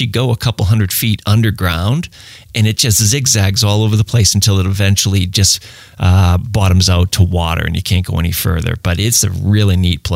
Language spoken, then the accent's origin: English; Lynn, Massachusetts, United States; now in New Hampshire, United States; I'm from Lynn. I grew up in Lynn, went to high school there